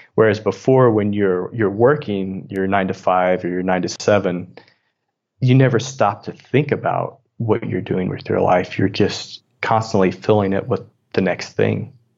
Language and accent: English; Southern Illinois, United States; moved away as an adult; also born or lived in Missouri / San Francisco; I grew up in Southern Illinois, and my dad was a coal miner